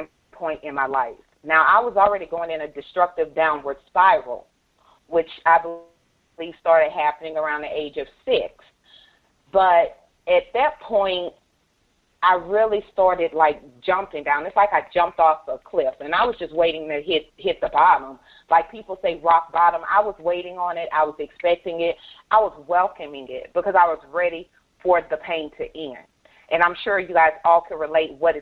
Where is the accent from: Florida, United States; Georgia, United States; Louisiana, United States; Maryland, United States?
Louisiana, United States; I'm from Louisiana